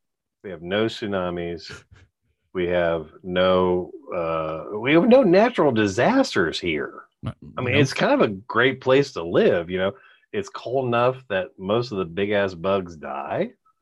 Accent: Ohio, United States

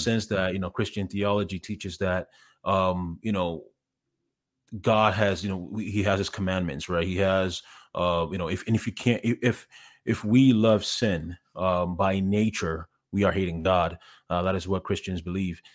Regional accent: Canada; moved away as an adult; also born or lived in Ghana / Montreal / Toronto / Los Angeles; now in Columbus, United States; when I was ten years old, we moved to, my family and I, we moved to Canada. Uh, I was originally in Montreal, then, then Toronto.

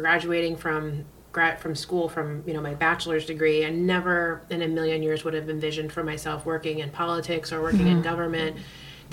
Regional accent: Queensbury, New York, United States; I grew up in Queensbury, which is just outside of Lake George.

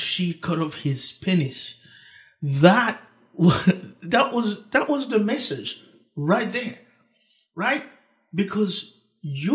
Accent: Dominican Republic; English is a second language; moved away; also born or lived in Haiti; I was born in Haiti, grew up in the Dominican Republic, same island, just different

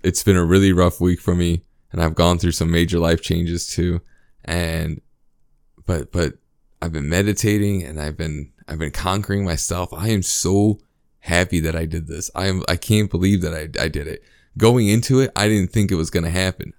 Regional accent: United States; as a American

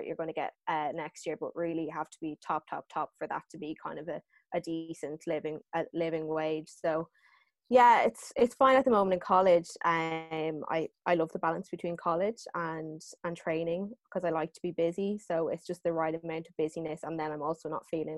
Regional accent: Dublin, Leinster, Ireland; I am from Templeogue, and we both went to St. McDara's

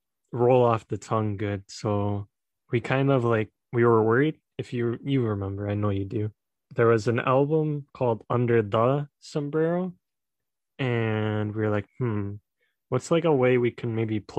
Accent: United States; I'm from the United States

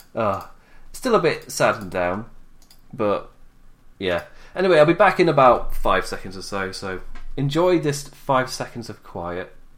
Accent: England, United Kingdom; as an Englishman

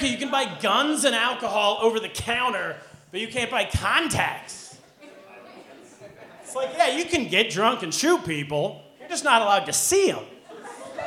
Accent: United States; moved away; also born or lived in China; as an American

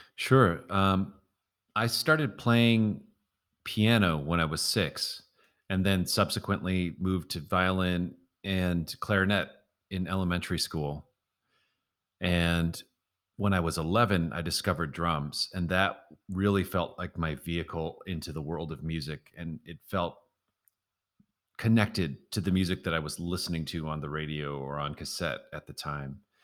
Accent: Milwaukee, Wisconsin, United States; moved away as an adult; also born or lived in Washington, D.C.; playing gigs around my hometown, Milwaukee

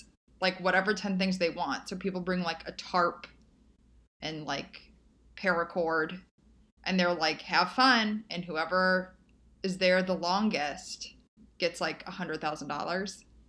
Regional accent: Paris, Île-de-France, France; I grew up in Paris. Where do you swim?

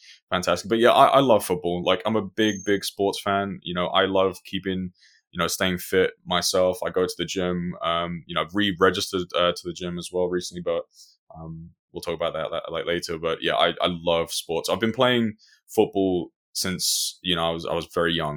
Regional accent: London, United Kingdom; also born or lived in Funchal, Madeira, Portugal; Moved over here to the UK with my family when I was age 5.

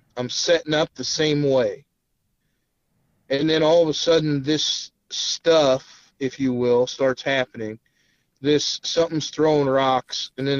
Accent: Illinois, United States; also born or lived in Winston-Salem, North Carolina; So I come from Illinois. When I first went down there, when I say down there, Winston-Salem, North Carolina, and lived there

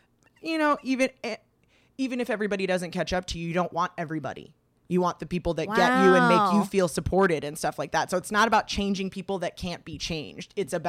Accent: California, United States; I grew up in the Valley.

